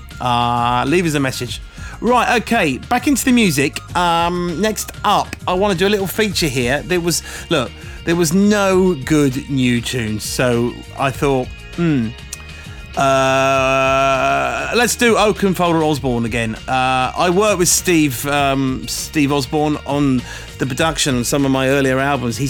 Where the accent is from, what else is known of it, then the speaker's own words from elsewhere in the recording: England, United Kingdom; I'm from England